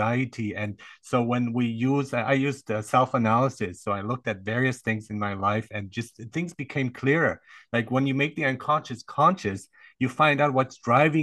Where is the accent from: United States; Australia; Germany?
Germany; I grew up in Germany, so it was discipline, and they taught me good discipline.